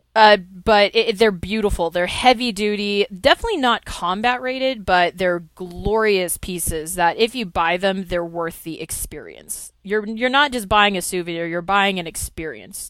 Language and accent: English; California, United States; I am from California